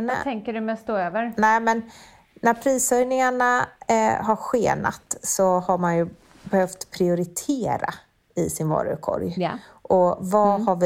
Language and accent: Swedish; Sweden; det är faktiskt så att trots höjda priser så finns det fortfarande varor som vi svenskar inte är villiga att ge upp.